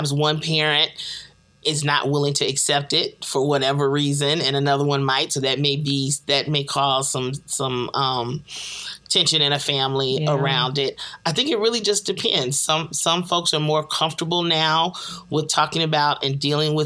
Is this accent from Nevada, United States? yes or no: no; Chicago, Illinois, United States; my hometown of Chicago